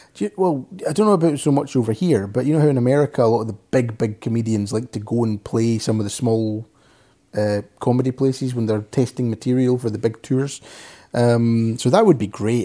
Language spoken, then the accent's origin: English; Scotland, United Kingdom; accent: soft Scottish; I'm Scottish